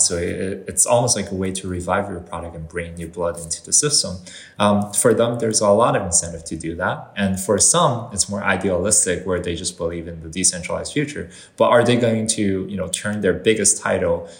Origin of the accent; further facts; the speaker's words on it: Canada; so I'm, I'm Canadian uh, when it comes to like where I grew up and where I, I was, uh, you know, raised